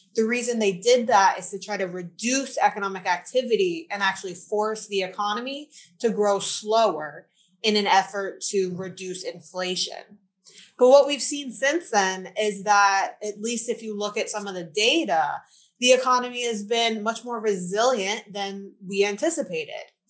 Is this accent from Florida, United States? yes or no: yes; Florida, United States; now in Charlotte, United States; I was born and raised in Florida. I now live in Charlotte, North Carolina.